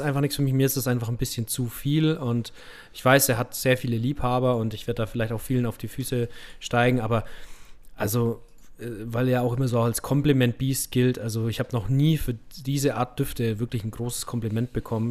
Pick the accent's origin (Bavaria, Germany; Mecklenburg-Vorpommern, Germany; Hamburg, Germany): Bavaria, Germany; Middle Franconia; accent: rolled R (Franconian); Ich komme so aus Mittelfranken